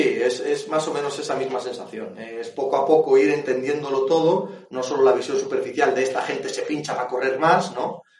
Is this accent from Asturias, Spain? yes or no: yes; Asturias, Spain; yo soy asturiano